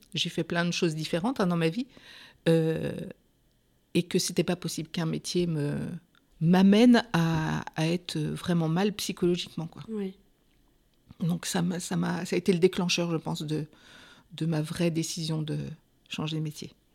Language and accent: French; Pays de la Loire, France; moved away as an adult; also born or lived in Vienne; now in Poitiers, France; je suis des Pays de Loire, je suis en Juvine